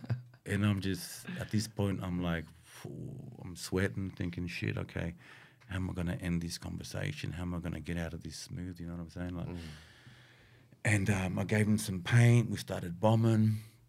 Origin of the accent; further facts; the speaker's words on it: Sydney, New South Wales, Australia; bro, I'm from Sydney, Australia, man.